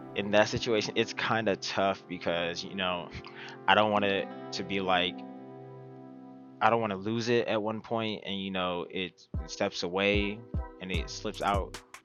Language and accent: English; Las Vegas, Nevada, United States; I'm born and raised in Las Vegas, Nevada